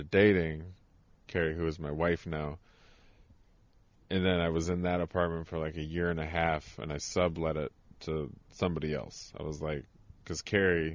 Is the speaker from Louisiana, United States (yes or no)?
no; Flint, Michigan, United States; also born or lived in Little Rock, Arkansas; I grew up in Flint. I graduated from Flint